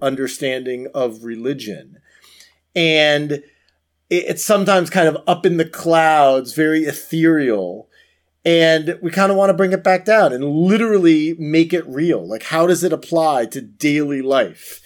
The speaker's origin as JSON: {"language": "English", "region": "Florida", "country": "United States", "said": "Florida, my home state"}